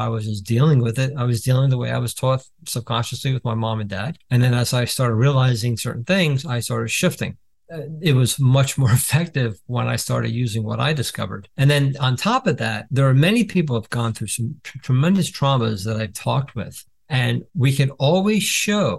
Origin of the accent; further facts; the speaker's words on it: New Jersey, United States; I'm from Jersey